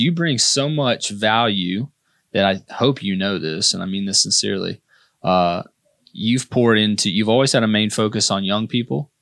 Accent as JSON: {"language": "English", "town": "Irmo", "region": "South Carolina", "country": "United States", "tie": "born or raised there", "said": "I grew up in Gateway"}